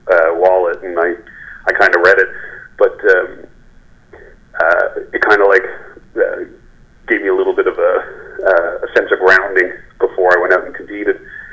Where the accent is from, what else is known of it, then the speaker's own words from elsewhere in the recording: Spaniard's Bay, Newfoundland and Labrador, Canada; now in St. John's, Canada; My father opened up in Spaniards Bay in 1978, and that's my hometown.